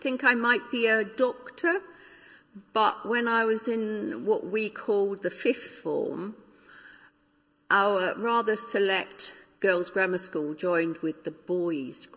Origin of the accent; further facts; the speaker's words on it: London, United Kingdom; also born or lived in Africa / Windsor; I grew up in North London, a very typical suburban area.